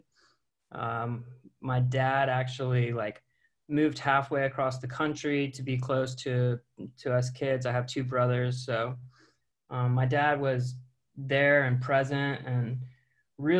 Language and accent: English; Seattle, Washington, United States; now in Orlando, United States; I'm from the Seattle area because that's where I went to high school.